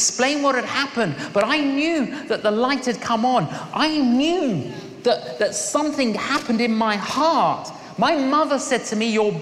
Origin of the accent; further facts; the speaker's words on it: London, United Kingdom; when I was growing up in London, I was an agnostic.